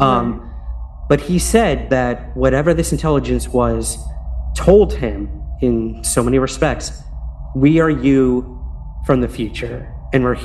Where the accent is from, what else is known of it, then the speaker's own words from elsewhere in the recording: Syracuse, New York, United States; my hometown of Syracuse, New York